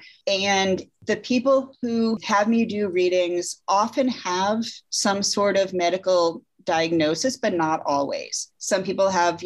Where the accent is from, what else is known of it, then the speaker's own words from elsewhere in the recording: Connecticut, United States; I grew up in Connecticut.